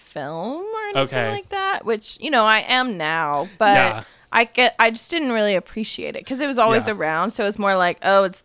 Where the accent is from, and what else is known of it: Sundance, Utah, United States; born or raised there; also born or lived in New Jersey